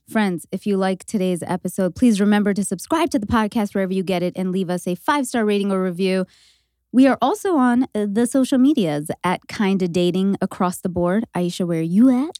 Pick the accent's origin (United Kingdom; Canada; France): Canada; being Canadian